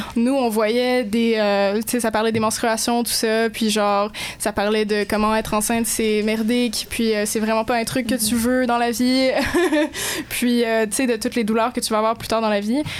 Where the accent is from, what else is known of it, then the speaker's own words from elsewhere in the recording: Moncton, New Brunswick, Canada; moved away; le district scolaire, je pars chez nous à Moncton, le district francophone